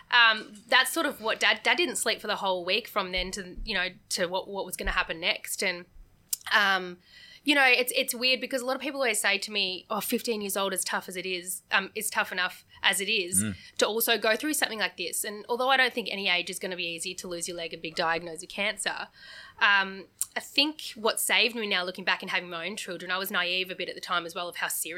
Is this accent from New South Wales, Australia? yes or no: no; Geelong, Victoria, Australia; also born or lived in Melbourne; I lived in Melbourne for 7 years and didn't think I'd go back to Geelong, but I did a few years ago